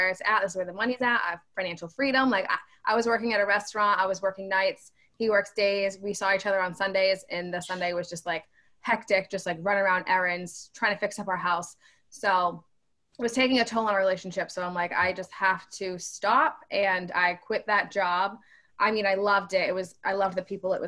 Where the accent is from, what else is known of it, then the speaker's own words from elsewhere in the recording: New Bedford, Massachusetts, United States; I grew up in New Bedford. I've been here my whole life.